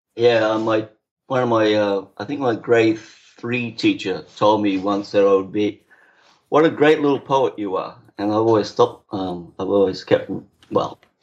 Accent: Brisbane, Queensland, Australia; moved away as an adult; now in British Columbia, Canada; Brisbane, Australia

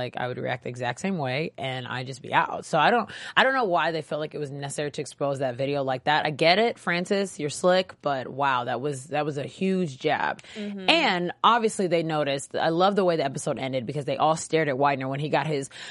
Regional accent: Nigeria; I'm Nigerian

